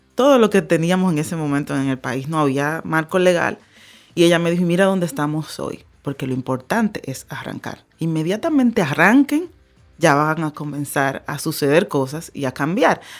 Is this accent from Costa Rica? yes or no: no; Dominican Republic; vámonos para mi país